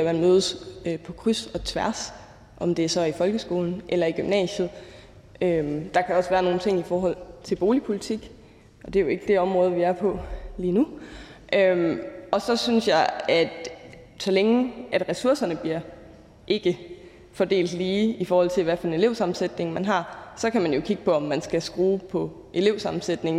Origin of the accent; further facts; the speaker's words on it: Aarhus, Central Denmark Region, Denmark; Nu er jeg selv fra Aarhus